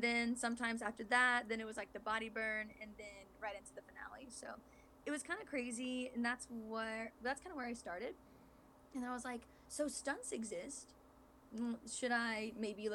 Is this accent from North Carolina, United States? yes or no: no; Iowa, United States; So originally I'm from Iowa, which is like the Midwest, like small town kind of thing